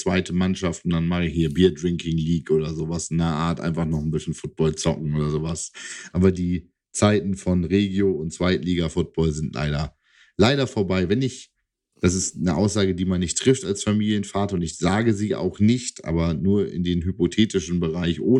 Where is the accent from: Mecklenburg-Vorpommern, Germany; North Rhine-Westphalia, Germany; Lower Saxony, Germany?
Lower Saxony, Germany; East Frisia; now in Hanover, Germany